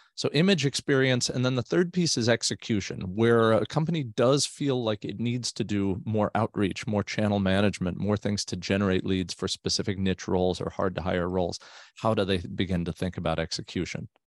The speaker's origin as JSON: {"language": "English", "region": "South Florida", "country": "United States", "tie": "born or raised there", "moved": "yes", "lives_now": "Northern California, United States", "said": "I grew up in South Florida, so both my wife and I did"}